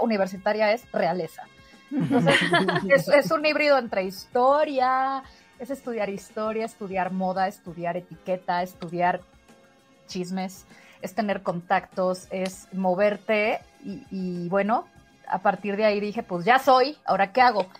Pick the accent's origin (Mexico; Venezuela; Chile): Mexico; also born or lived in Spain; como somos los mexicanos